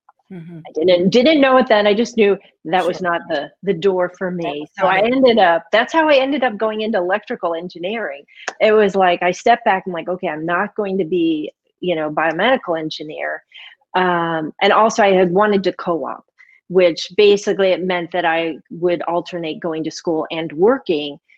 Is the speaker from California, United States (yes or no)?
no; St. Louis, Missouri, United States; moved away as an adult; also born or lived in Millersburg, Missouri / Chicago, Illinois / North Carolina; I was born and raised in St. Louis, Missouri, to my wonderful parents.